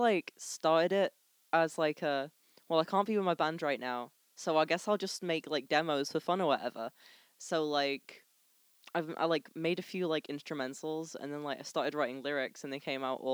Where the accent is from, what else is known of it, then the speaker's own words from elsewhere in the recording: Blackpool, North West England, United Kingdom; I'm 17, I'm from Blackpool